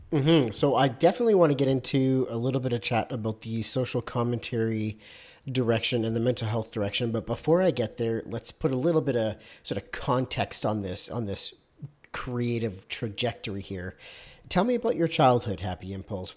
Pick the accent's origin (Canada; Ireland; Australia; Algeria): Canada; I'm Canadian